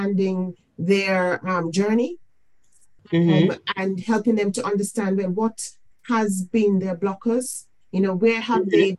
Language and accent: English; Jamaica; now in United Kingdom; I am from the Caribbean. I'm from Jamaica. I came mm-hmm. into the United Kingdom